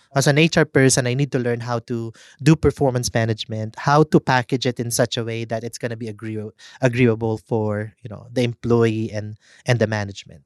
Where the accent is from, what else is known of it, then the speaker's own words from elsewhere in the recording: Philippines; as Filipino